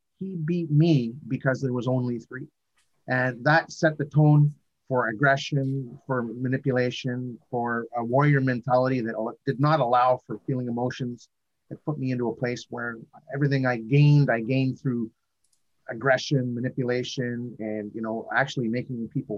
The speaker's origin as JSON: {"language": "English", "region": "Northern Ontario", "country": "Canada", "tie": "born or raised there", "said": "I've come from a background of a small town boy growing up in Northern Ontario"}